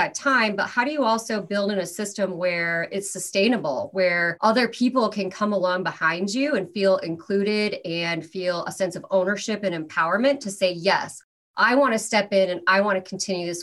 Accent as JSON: {"language": "English", "region": "Iowa", "country": "United States", "first_language": "English", "moved": "as an adult", "lives_now": "Los Angeles, United States", "said": "I'm originally from Iowa"}